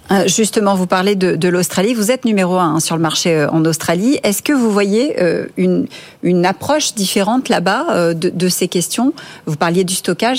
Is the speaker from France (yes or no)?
yes; France; chez nous en France